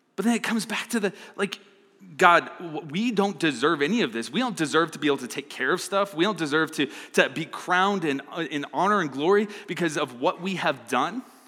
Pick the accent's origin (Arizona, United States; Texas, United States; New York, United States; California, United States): Arizona, United States; now in Fort Collins, United States; I'm from Arizona